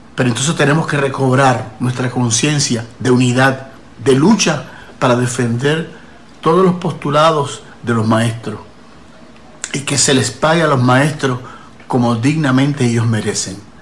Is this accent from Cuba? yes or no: no; Puerto Rico; yo como ciudadano puertorriqueño